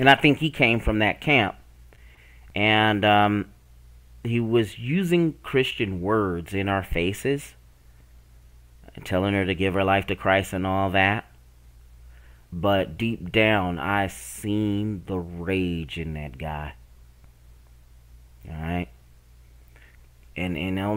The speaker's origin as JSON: {"language": "English", "region": "the Bible Belt", "country": "United States", "tie": "born or raised there", "said": "I grew up in the Bible Belt"}